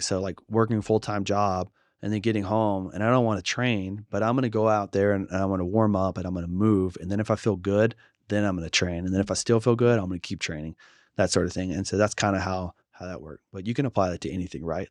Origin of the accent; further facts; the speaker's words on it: Shreveport, Louisiana, United States; my hometown of Shreveport